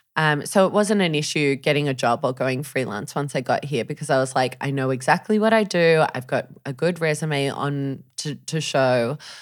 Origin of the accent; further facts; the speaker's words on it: Sydney, New South Wales, Australia; moved away as an adult; I'm from Sydney